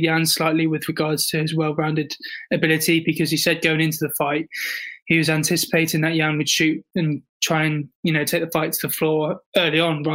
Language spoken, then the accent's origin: English; South West England, United Kingdom; I'm southwest, like in my hometown, I'm southwest. And even at uni, I'm in the south.